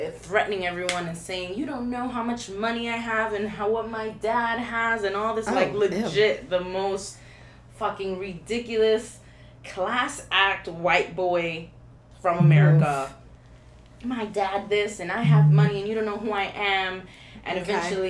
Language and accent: English; New York, United States; we're from New York